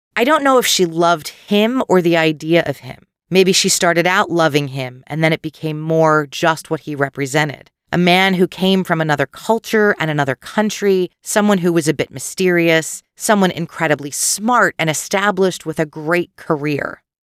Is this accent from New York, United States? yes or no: no; Philadelphia suburbs, Pennsylvania, United States; Growing up in the Philadelphia suburbs, not that far from where this crime occurred, and today living in the same township